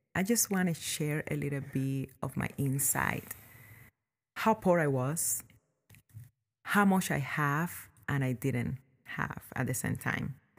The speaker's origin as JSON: {"language": "English", "country": "Cuba", "tie": "born or raised there", "moved": "yes", "lives_now": "United States", "said": "my life growing up in Cuba and how I came to live here in America"}